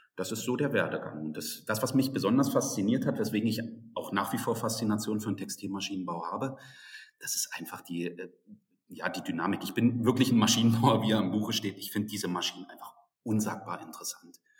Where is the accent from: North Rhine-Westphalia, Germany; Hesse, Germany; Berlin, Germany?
Berlin, Germany; moved away as an adult; now in Dresden, Germany; Also ich bin aufgewachsen in Berlin, habe dort mein Abitur gemacht.